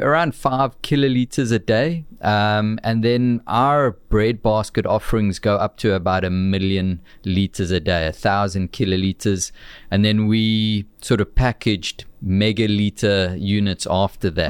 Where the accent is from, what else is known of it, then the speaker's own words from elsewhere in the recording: Amanzimtoti, KwaZulu-Natal, South Africa; also born or lived in Warner Beach / Winklespruit; my humble beginnings in the south coast of, of Durban, down at, uh, a town called the Mams and Toti